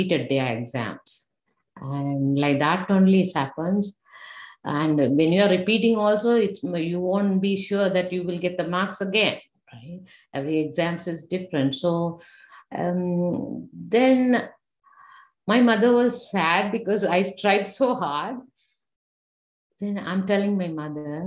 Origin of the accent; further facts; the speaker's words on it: Sri Lanka; moved away; we have a government exam in back home in Sri Lanka. I'm from Sri Lanka.